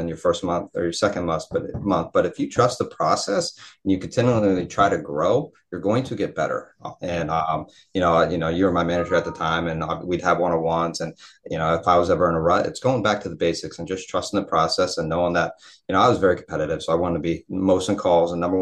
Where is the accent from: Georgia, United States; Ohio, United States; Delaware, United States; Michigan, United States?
Ohio, United States; moved away as an adult; also born or lived in Pittsburgh / Miami; When I moved from Ohio to Pittsburgh, that was an hour away. So realistically, I was still at home.